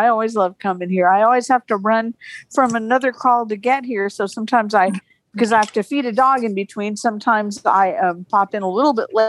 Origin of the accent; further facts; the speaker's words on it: Phoenix, Arizona, United States; I'm from Phoenix, Arizona